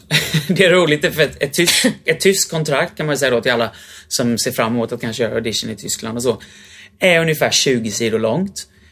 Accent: Sweden; moved away as an adult; also born or lived in Germany / London / Vienna; hemma i Sverige

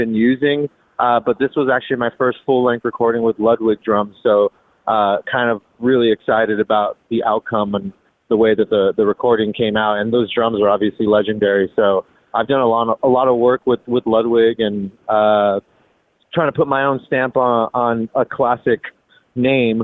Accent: Los Angeles, California, United States; moved away; I was in LA, so I mean, I was in my hometown where I grew up

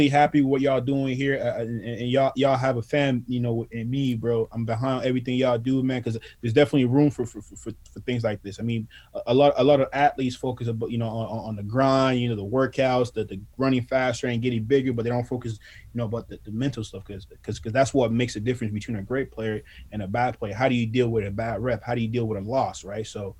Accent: Ottawa, Ontario, Canada; I'm from Ottawa

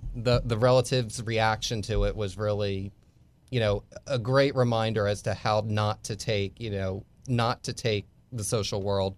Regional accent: Tampa, Florida, United States; So, but Tampa, but Tampa and St. Petersburg being dual cities, I always just said I was from Tampa, even if I lived on the other side.

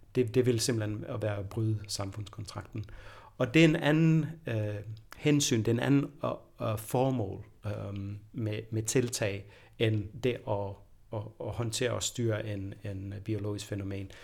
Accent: Denmark; jeg er født i Danmark

